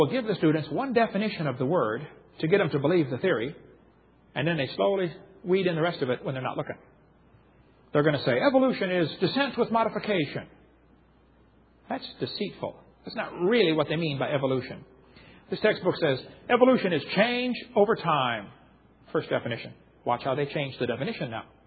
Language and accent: English; Illinois, United States; I grew up in Illinois, corn country